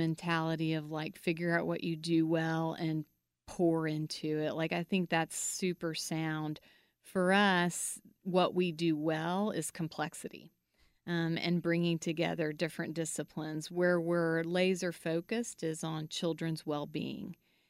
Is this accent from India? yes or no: no; Guatemala; and then I grew up in Guatemala.